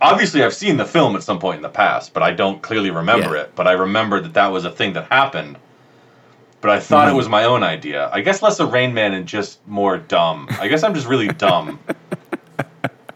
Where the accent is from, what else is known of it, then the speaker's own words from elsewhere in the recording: United States; as an American